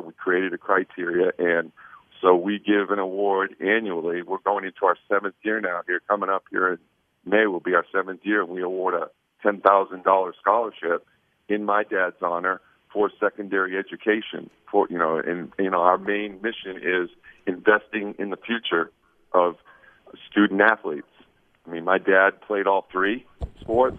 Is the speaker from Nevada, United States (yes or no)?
no; Portland, Maine, United States; now in Vancouver, United States; I grew up in Maine, Portland, Maine. So you know, I was born there, and now, ironically, I live right outside of Portland, Oregon, actually in Vancouver, Washington